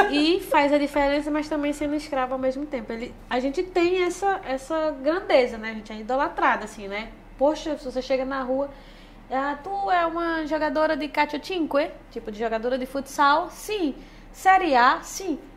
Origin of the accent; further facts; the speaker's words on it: Northeast Region, Brazil; accent: nordestino; eu não consigo falar bem porque o meu sotaque já é muito arrastado ainda pro nordestino, né?